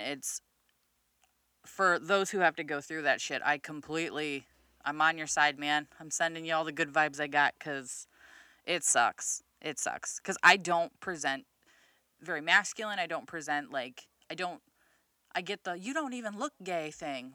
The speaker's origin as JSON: {"language": "English", "region": "Midwest", "country": "United States", "said": "I'm fucking from the Midwest"}